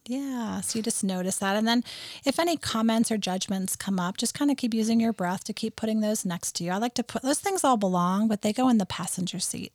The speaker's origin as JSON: {"language": "English", "region": "New England", "country": "United States", "tie": "born or raised there", "moved": "yes", "said": "I grew up in New England"}